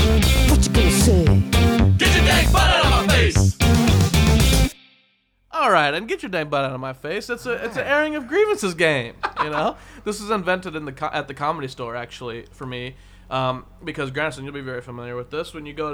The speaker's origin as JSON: {"language": "English", "town": "Portland", "region": "Oregon", "country": "United States", "said": "Like I'm from Portland. We have crazy weather."}